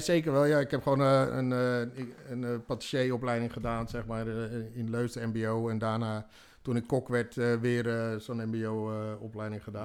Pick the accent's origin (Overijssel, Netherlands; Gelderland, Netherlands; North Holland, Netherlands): Gelderland, Netherlands; Harderwijk; geboren in Harderwijk, 29 juni 1976